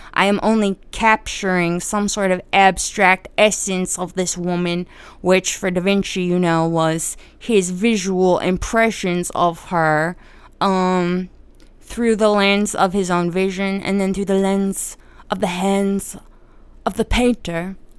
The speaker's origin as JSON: {"language": "English", "region": "New Jersey", "country": "United States", "said": "I'm Italian, by the way, and I'm from Jersey"}